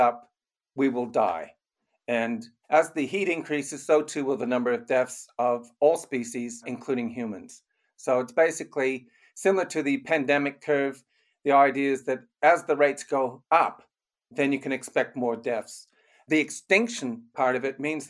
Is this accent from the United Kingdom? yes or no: no; Canada; moved away as an adult; also born or lived in Germany; now in Australia; I was born in Germany. We both grew up in Canada, and we've spent most of our lives in Australia.